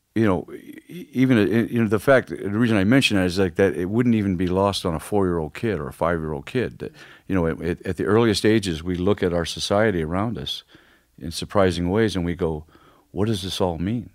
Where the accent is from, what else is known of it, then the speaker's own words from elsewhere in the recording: Ferguson, Missouri, United States; I grew up in Ferguson